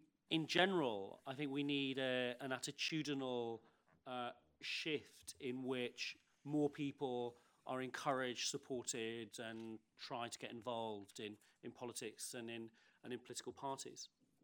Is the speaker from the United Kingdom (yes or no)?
yes; United Kingdom; one thing I've learned, like being British in the past year, is actually how much I depend on my politicians